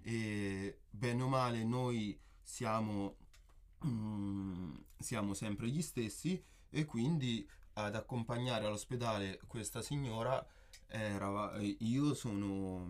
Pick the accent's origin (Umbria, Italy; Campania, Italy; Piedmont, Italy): Umbria, Italy; Perugia; sono perugino, eh, nato e cresciuto qua